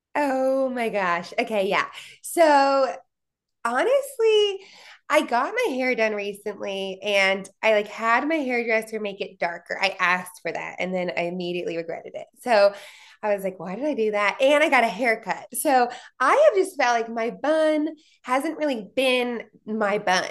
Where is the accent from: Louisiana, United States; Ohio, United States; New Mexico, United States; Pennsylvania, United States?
Pennsylvania, United States; Philadelphia; moved away as an adult; also born or lived in New Jersey / Atlanta; now in Indiana, United States; I was from Pennsylvania